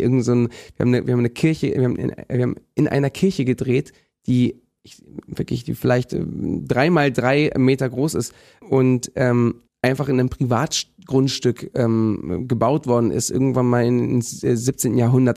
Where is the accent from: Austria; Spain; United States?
Spain; Bendinat, Balearic Islands; moved away; Ich komme ja aus Bendinat